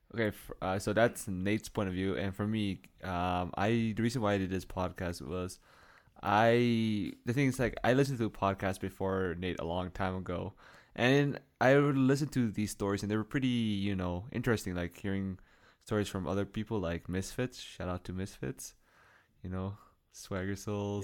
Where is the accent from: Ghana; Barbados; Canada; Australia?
Canada; we're from Canada